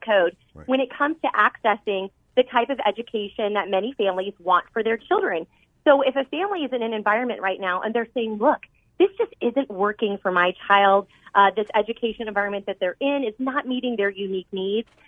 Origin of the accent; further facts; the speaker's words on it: Arizona, United States; I was born and raised here in Arizona